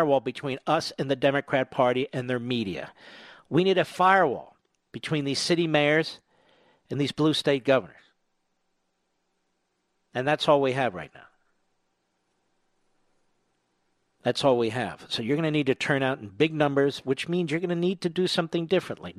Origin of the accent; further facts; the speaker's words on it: United States; I'm speaking as an American.